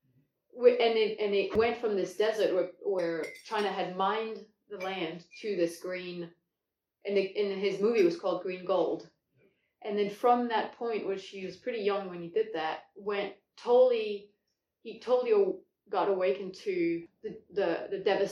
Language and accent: English; Paris, Île-de-France, France; born there; also born or lived in New Caledonia; I was born next to Paris. But my dad was in the, or, yeah, was in the military, so we moved around a lot. Wow. And I lived in New Caledonia for a couple of years.